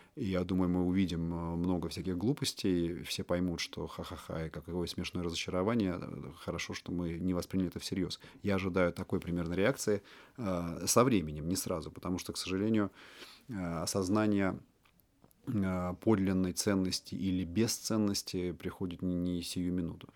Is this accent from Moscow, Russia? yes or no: yes; Moscow, Russia; born or raised there